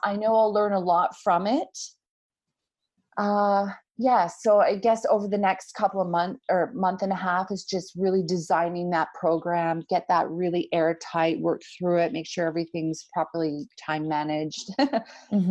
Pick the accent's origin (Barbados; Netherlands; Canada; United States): Canada; being, you know, from Canada, being North American